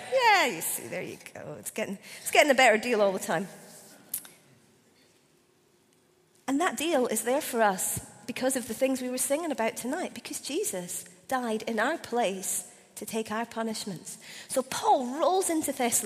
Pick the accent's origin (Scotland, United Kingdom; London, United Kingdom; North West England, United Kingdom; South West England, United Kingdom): Scotland, United Kingdom; as a Scottish person, 6 months after I'd become a Christian